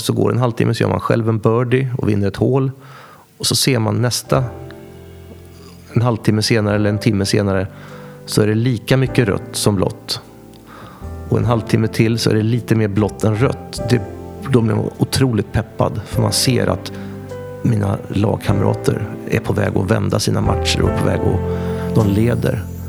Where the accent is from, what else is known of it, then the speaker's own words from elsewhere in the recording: Västervik, Kalmar County, Sweden; växte upp, gick eh, grundskolan i Västervik eh, och gick även gymnasiet.